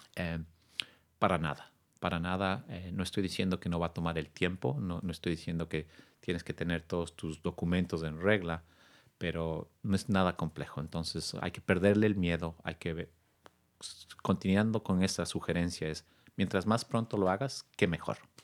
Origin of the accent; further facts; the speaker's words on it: Quito, Pichincha, Ecuador; also born or lived in New York / California; now in Sausalito, United States; originario de eh, Quito, Ecuador, un país que quiero mucho. Vine a los Estados Unidos hace casi 22 años